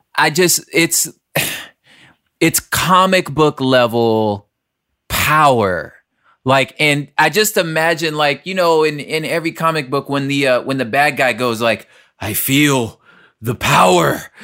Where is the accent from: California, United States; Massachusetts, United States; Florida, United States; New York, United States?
California, United States; Los Angeles; We're all from South Central L